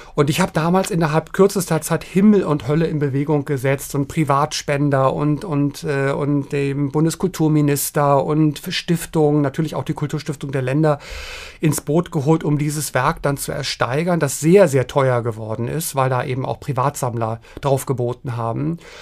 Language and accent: German; Berlin, Germany; moved away; ich bin ja in West-Berlin groß geworden